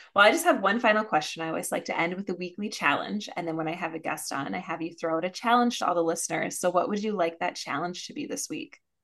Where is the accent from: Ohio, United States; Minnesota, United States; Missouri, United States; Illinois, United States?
Minnesota, United States; I'm a Minnesotan